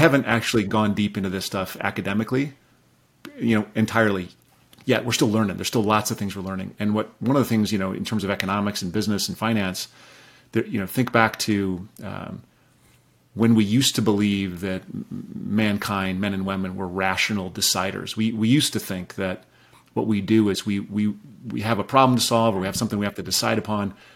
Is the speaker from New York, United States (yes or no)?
no; Rapid City, South Dakota, United States; I grew up in Rapid City, South Dakota